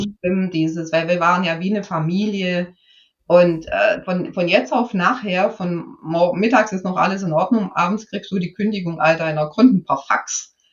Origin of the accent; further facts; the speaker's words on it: Swabia, Germany; ich bin ja Schwäbin